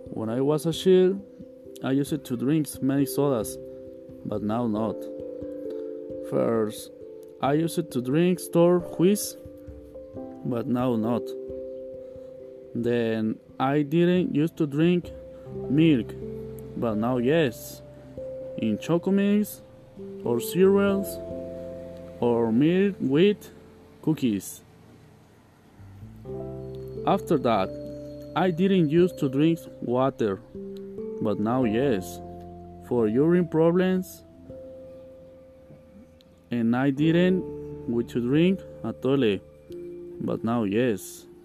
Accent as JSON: {"language": "English", "town": "Tototlán", "region": "Jalisco", "country": "Mexico", "second_language": "English", "said": "I am from Tototlan. I live in Tototlan. It is located between Atotonilco, Ocotlan, and Zapotlanejo. I am 20 years old"}